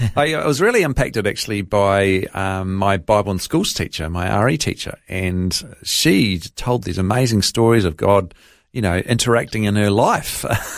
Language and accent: English; Hawera, Taranaki, New Zealand; born there; I was born in Hawera in Taranaki in New Zealand.